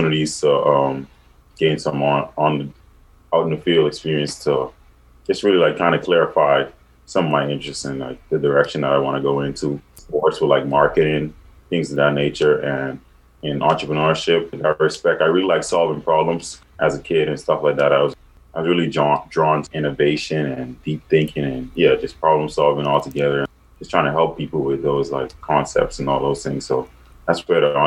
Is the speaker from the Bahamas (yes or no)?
yes; Bahamas; moved away as an adult; I'm from the Bahamas. I'm an international student athlete here at Damon.